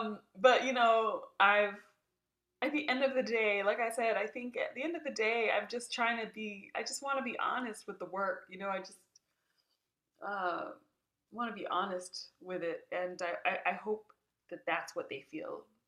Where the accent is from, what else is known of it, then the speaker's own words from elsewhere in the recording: South Africa; it means a great deal that I'm here talking with you as a South African about this work